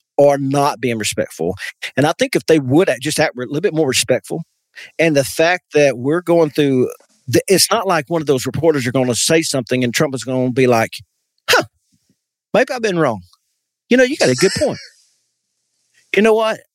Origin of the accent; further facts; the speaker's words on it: United States; as an American